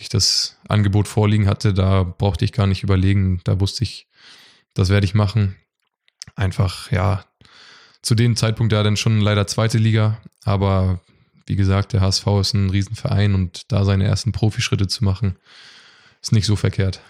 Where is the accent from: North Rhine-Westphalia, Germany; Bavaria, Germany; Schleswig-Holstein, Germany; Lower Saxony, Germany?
Schleswig-Holstein, Germany; Westerrade; Ich komme aus Westerrade. Das ist ein kleines Dorf äh, in Schleswig-Holstein zwischen Lübeck und Bad Segeberg. Und genau, da bin ich aufgewachsen.